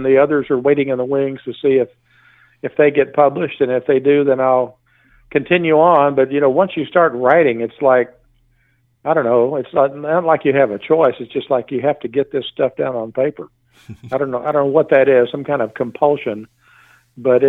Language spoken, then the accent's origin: English; Texas, United States; I'm from Texas